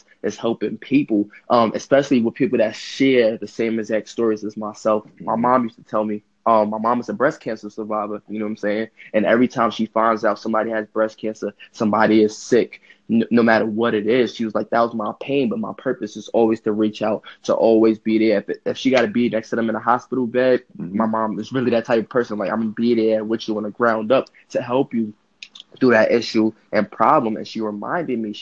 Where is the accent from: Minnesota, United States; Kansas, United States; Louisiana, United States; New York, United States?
New York, United States; New York City; also born or lived in Delaware; I grew up in Brooklyn, New York